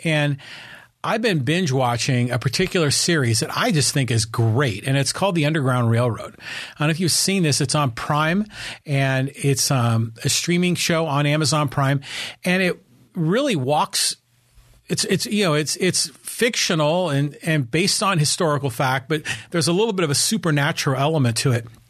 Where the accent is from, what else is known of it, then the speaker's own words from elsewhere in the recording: Poway, California, United States; my hometown of Poway, California